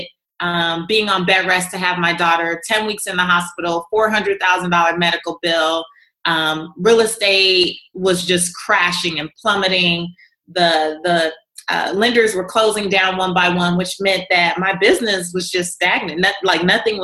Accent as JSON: {"language": "English", "town": "Los Angeles", "region": "California", "country": "United States", "tie": "born or raised there", "said": "I was raised in South Central Los Angeles, walking over crack pipes to get to the bus stop to go to school"}